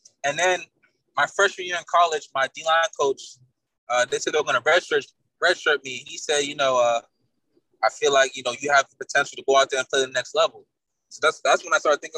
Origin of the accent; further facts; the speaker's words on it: Billerica, Massachusetts, United States; I'm from Billerica, Mass. Pretty much grew up there. I wasn't born there, but I grew up there most of my life